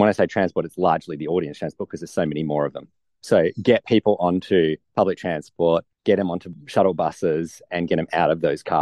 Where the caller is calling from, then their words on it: Melbourne, Victoria, Australia; I'm the CEO of the org and I'm calling in from Naarm.